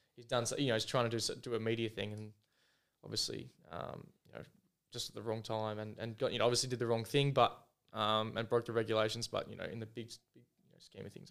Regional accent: Foster, Victoria, Australia; now in Adelaide, Australia; went back home to Victoria down, um, to Foster, my hometown

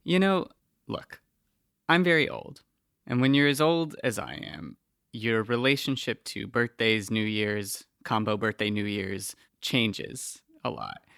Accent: South Florida, United States; I had very specific trees growing up because I'm from South Florida

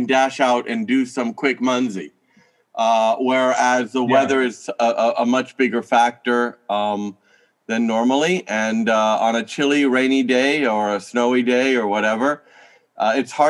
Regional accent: United States; now in Japan; Not a Canadian, an American. A U.S. A citizen of the United States.

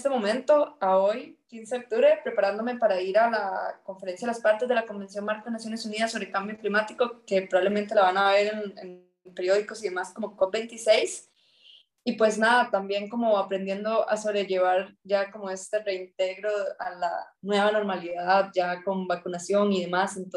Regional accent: Peñas Blancas, Puntarenas, Costa Rica; Eh, soy de Esparza, entonces crecí en un pueblo que se llama Peñas Blancas de Esparza, es un pueblito rural.

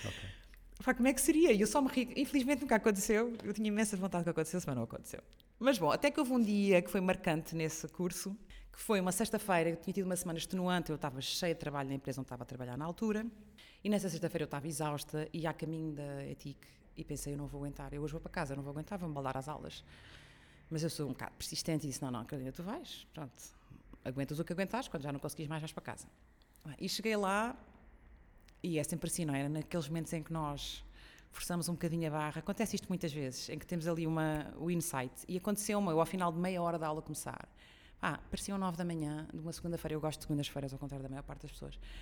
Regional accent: São Miguel, Azores, Portugal; Eu sou açoriana de São Miguel, nasci e cresci lá.

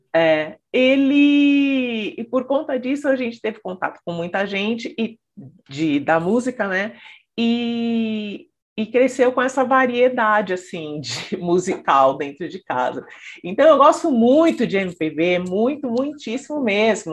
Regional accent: São Paulo, Brazil; nasci, né? E cresci em São Paulo, capital

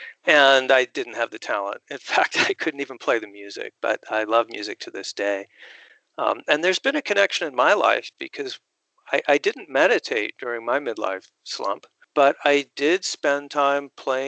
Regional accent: Phoenix, Arizona, United States; Phoenix, Arizona, my hometown.

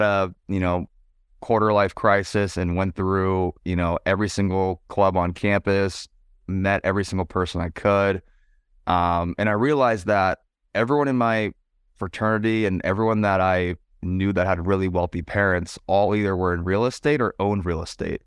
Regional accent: San Francisco Bay Area, California, United States; moved away as an adult; also born or lived in San Diego; I'm from the San Francisco Bay Area

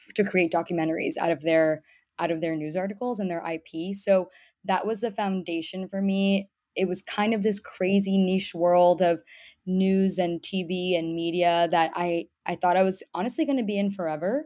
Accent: Miami, Florida, United States; moved away as an adult; also born or lived in Boston / New York City; I was born and raised in Miami, Florida, come from a typical Cuban American background

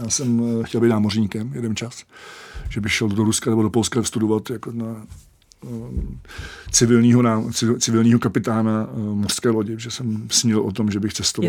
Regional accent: Czechia; jako Čech

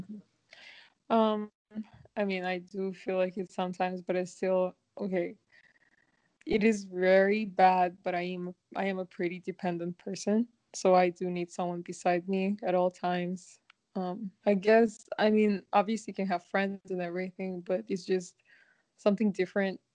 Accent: Kazakhstan; now in Vancouver, Canada; I am from Kazakhstan and I currently live in Vancouver, Canada.

